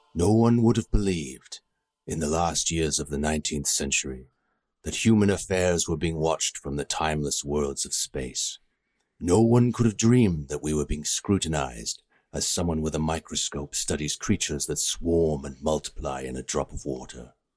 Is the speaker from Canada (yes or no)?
yes; Canada; also born or lived in United Kingdom; I'm Canadian